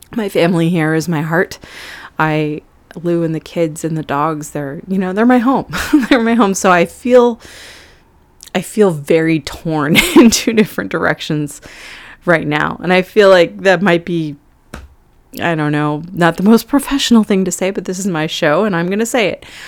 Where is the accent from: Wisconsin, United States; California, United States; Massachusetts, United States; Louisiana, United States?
California, United States; now in New York City, United States; I'm originally from California, which is very far away from New York City